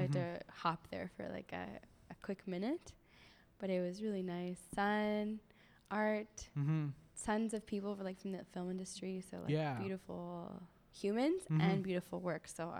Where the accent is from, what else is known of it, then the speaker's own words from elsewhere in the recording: Montreal, Quebec, Canada; now in Toronto, Canada; I am an actor who now lives in Toronto. I'm originally from Montreal.